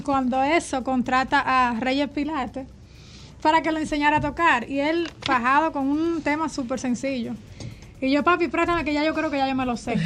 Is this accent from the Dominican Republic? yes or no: yes; Santo Domingo, Dominican Republic; also born or lived in Santiago Rodríguez; nací en Santiago Rodríguez, pero me crié aquí en Santo Domingo crecí aquí